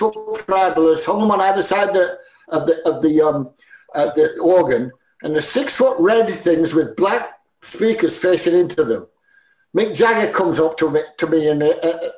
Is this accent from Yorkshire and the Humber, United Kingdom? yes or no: yes; Sheffield, Yorkshire and the Humber, United Kingdom; We're Sheffield people